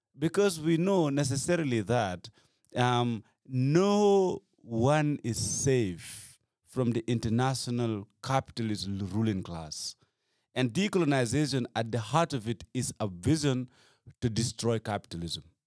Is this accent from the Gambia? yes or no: yes; Gambia; I come from Gambia